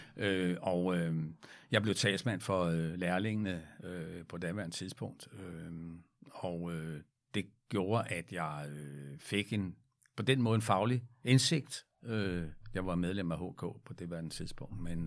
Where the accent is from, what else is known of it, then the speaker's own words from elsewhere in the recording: Frederiksberg, Capital Region of Denmark, Denmark; der var jeg barn og boede på Frederiksberg